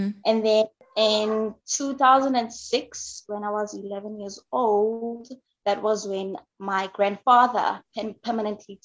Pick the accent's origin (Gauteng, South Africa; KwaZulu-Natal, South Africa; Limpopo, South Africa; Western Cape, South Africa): KwaZulu-Natal, South Africa; moved away as an adult; now in Johannesburg, South Africa; I am originally from South Africa. I grew up in KwaZulu-Natal, which is a coastal South African province